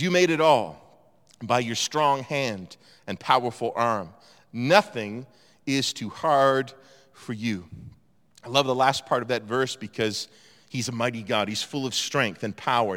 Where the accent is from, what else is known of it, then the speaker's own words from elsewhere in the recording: East Coast, Atlantic Canada, Canada; moved away as an adult; also born or lived in Toronto; I grew up on the East Coast